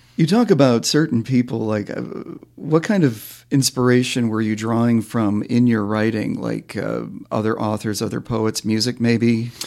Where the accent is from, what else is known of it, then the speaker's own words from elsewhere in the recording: Vermont, United States; where I grew up in Vermont